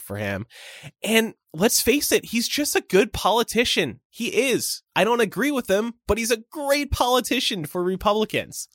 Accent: Pennsylvania, United States; moved away; I grew up in Pennsylvania

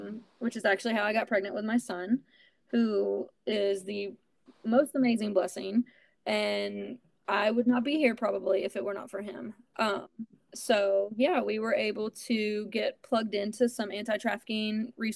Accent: Alabama, United States; moved away; I had to move back to my hometown in Alabama

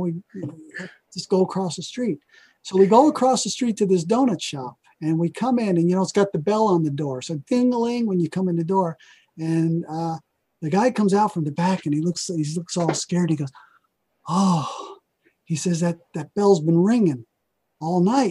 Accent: New Jersey, United States; moved away; also born or lived in Oregon; I'm from New Jersey

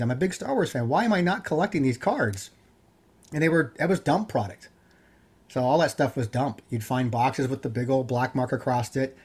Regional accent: Yorba Linda, California, United States; I grew up in Yerblin, California

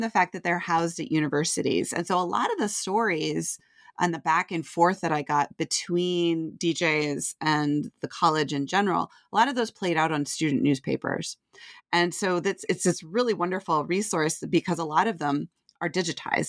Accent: Vermont, United States; moved away as an adult; also born or lived in Nashville, Tennessee; I grew up in Vermont

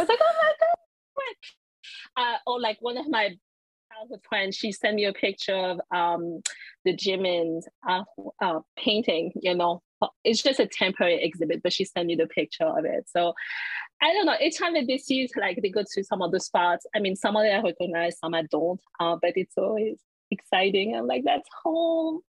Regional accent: Paris, Île-de-France, France; moved away; as Parisians because that's my hometown.

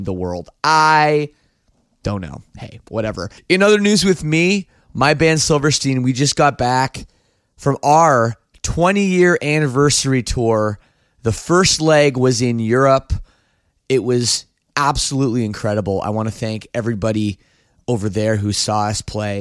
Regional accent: Oakville, Ontario, Canada; I'm Canadian. I grew up just outside, well, in Oakville, Ontario, just outside Toronto.

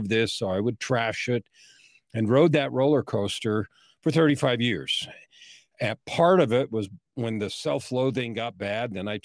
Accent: San Francisco, California, United States; I was born in San Francisco in 1955

